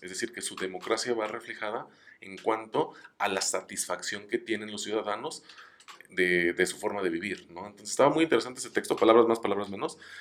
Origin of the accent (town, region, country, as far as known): Mexico